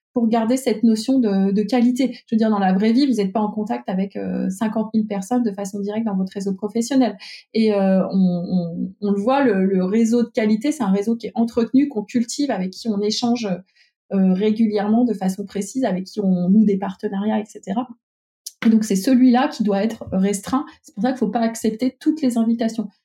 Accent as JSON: {"language": "French", "town": "Lyon", "region": "Auvergne-Rhône-Alpes", "country": "France", "also_born_or_lived": "Ambérieu-en-Bugey area", "said": "je suis lyonnaise aussi"}